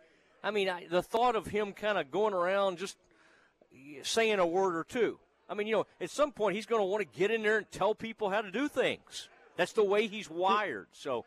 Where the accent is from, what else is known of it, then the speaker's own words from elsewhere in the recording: Kaufman, Texas, United States; my hometown, Kaufman, Texas